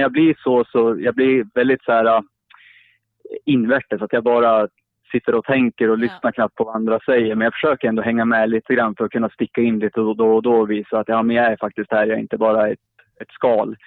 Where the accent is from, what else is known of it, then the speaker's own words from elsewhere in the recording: Sundsvall, Västernorrland County, Sweden; now in Uppsala, Sweden; sist jag var uppe i min hemstad, jag bor i Uppsala just nu, men jag är från Sundsvall